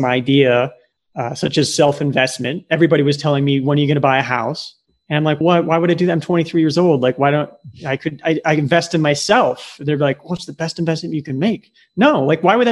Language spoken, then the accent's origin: English; Nebraska, United States; moved away as an adult; also born or lived in Silicon Valley; Growing up in Nebraska, pre-internet